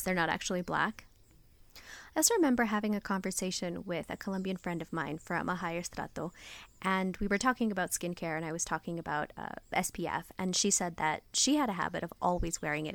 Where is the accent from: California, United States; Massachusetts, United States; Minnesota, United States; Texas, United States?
California, United States; San Francisco; Growing up in America, in San Francisco